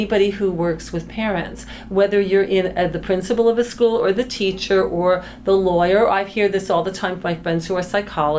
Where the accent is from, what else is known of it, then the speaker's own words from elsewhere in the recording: East Coast, United States; I'm from the East Coast